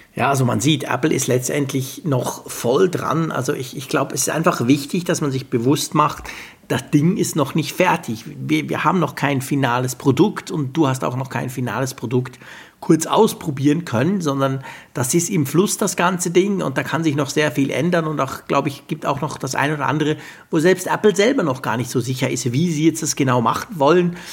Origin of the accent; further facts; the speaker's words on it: Switzerland; bei uns in der Schweiz